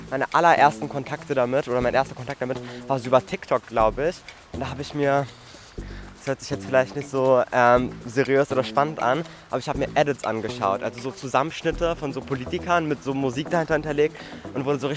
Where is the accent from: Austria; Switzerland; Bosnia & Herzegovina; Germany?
Germany; Berlin; also ich bin in der Großstadt aufgewachsen. Ähm, und ich hatte eigentlich eine sehr schöne Kindheit, weil vor allem auch in der Gropiusstadt